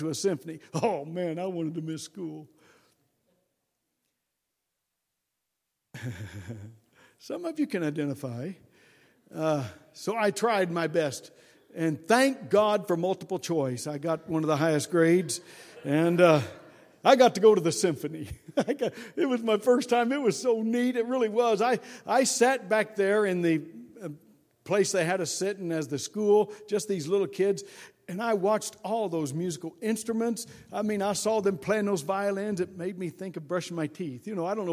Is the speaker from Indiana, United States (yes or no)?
yes; Indianapolis, Indiana, United States; I was raised in Indianapolis, just a suburb of Cincinnati over there